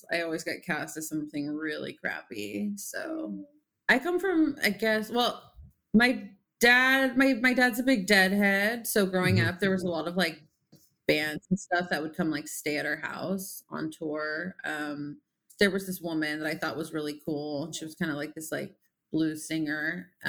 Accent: San Diego, California, United States; now in Los Angeles, United States; Yeah, I grew up in San Diego and uh, moved to LA when I was 18. So I've lived here a long time now, but uh, but yeah, originally from San Diego.

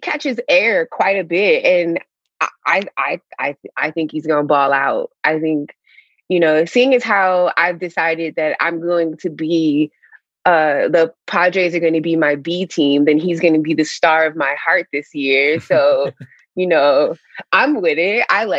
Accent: Midwest, United States; as a Midwesterner

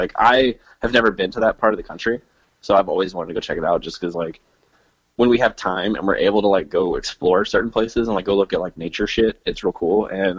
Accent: Texas, United States; now in Missouri, United States; I grew up in Texas.

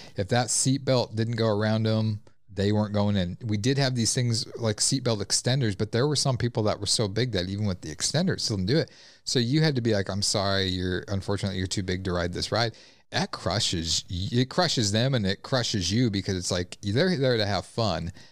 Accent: La Vista, Nebraska, United States; I grew up in La Vista. We had La Vista days

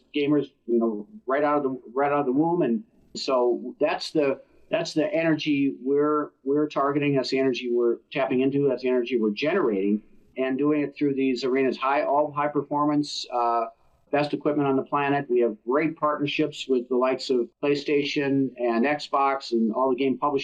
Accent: Minnesota, United States; I grew up in Minnesota and played hockey growing up.

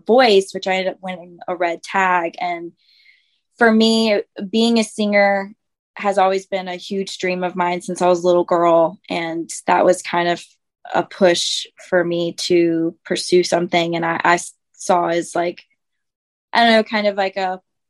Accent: Winston-Salem, North Carolina, United States; I grew up in Winston-Salem, North Carolina

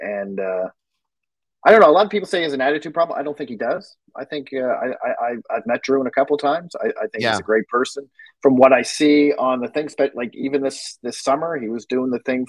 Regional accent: Halifax, Nova Scotia, Canada; I'm from Halifax.

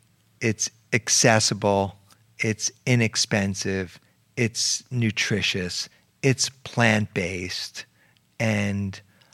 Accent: New York City, New York, United States; I went to school. I went to elementary school in the Bronx. I went to high school in Harlem.

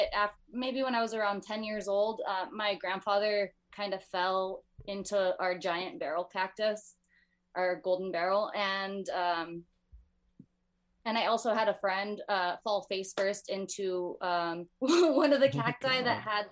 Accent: Bellflower, California, United States; I live in Bellflower.

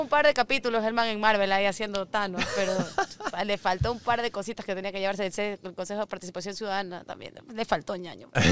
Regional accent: Ecuador; siendo ecuatoriana

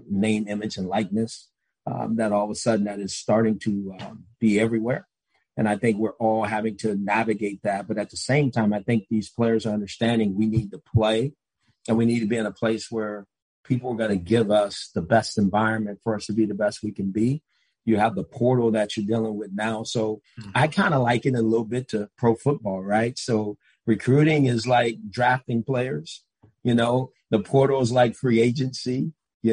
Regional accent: Los Angeles, California, United States; moved away; I'm from Los Angeles, so a lot of my relationships are still there

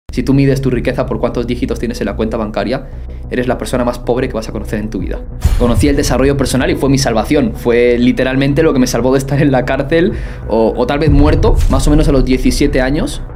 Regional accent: Soria, Castile and León, Spain; yo nací en Soria, en España

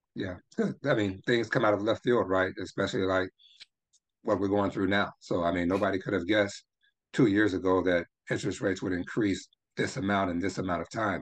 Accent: Memphis, Tennessee, United States; I grew up in Memphis, Tennessee

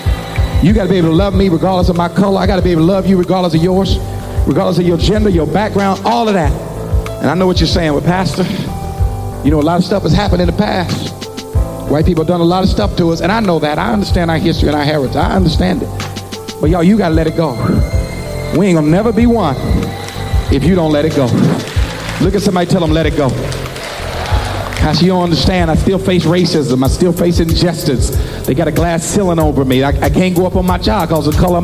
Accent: United States; I am African, but y'all, I am also American. I pay my taxes. I love this nation.

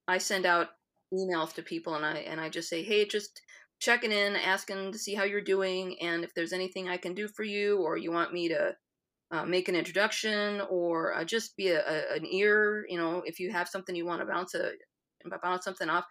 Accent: Iowa, United States; being an Iowan, the Midwesternism is there

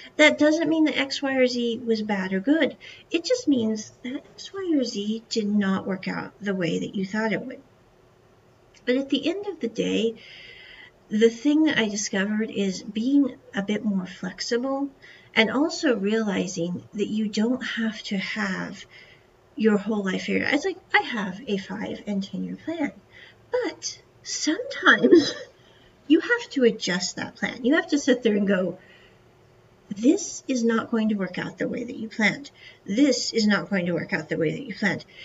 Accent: United States; moved away as an adult; growing up in America was the fact that I was surrounded by people

